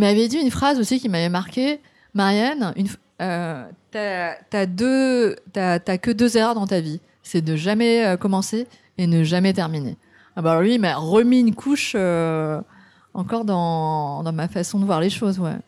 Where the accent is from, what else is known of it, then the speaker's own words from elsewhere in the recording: France; moved away as an adult; also born or lived in Vietnam; now in Japan; je suis française, hein, je suis, je suis, je suis née au Vietnam, j'étais adoptée